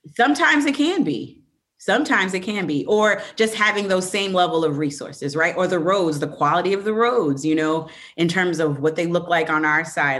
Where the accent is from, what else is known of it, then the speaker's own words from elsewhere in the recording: Evanston, Illinois, United States; I grew up in the Midwest. I grew up right right outside of Chicago in Evanston